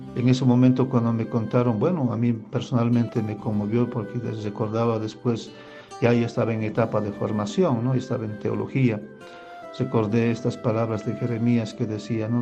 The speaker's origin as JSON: {"language": "Spanish", "region": "Cochabamba", "country": "Bolivia", "tie": "born or raised there", "lives_now": "Potosí, Bolivia", "said": "nos fuimos a la ciudad de Cochabamba. Nosotros vivíamos en el campo, en un área rural"}